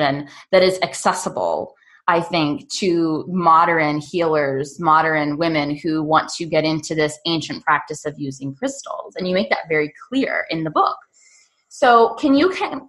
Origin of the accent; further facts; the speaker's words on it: Pittsburgh, Pennsylvania, United States; And I am born and raised and currently still live in Pittsburgh.